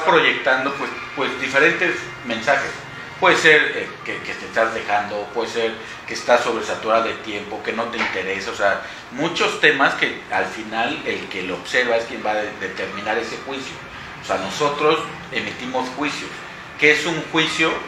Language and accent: Spanish; Orizaba, Veracruz, Mexico; moved away as an adult; now in Mexico City, Mexico; Yo soy eh, de Orizaba, ahí viví toda, pues hasta la universidad, me titulé, en cuanto me titulé me fui a, la capital